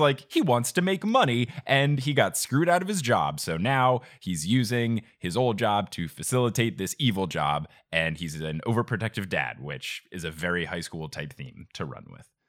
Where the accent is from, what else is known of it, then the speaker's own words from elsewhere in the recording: New Jersey, United States; I grew up in New Jersey